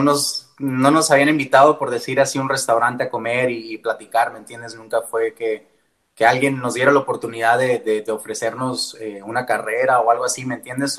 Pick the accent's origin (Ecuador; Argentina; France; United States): United States; Tucson, Arizona; first language Spanish; yo soy originario de Tucson, Arizona